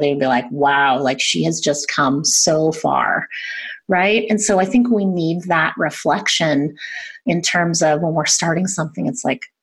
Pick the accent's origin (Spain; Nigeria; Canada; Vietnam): Canada; I'm Canadian